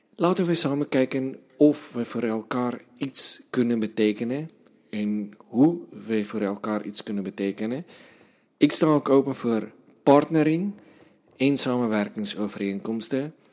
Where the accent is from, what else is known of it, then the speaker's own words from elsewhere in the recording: South Africa; moved away; Zuid-Afrikaanse taal in Zuid-Afrika, land waar ik vandaan kom